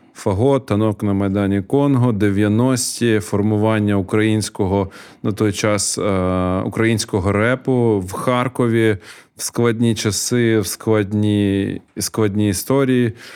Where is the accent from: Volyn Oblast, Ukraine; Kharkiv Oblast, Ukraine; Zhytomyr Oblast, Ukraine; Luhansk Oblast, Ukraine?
Kharkiv Oblast, Ukraine; Kharkiv; moved away as an adult; now in Kyiv, Ukraine; народився на 602-му, жив на 606-му